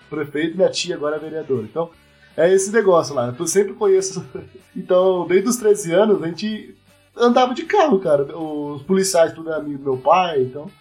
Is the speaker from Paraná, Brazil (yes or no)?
yes; São Sebastião da Amoreira, Paraná, Brazil; moved away as an adult; now in Curitiba, Brazil; Eu não moro, não sou de Curitiba. Eu vim do interior do Paraná, que é uma cidade de São Sebastião da Moreira. Tem 9 mil habitantes somente.